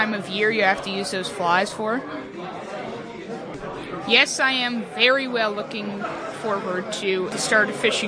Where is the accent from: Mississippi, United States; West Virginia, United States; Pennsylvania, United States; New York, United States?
New York, United States; Orange County; I am from Orange County next to Middletown.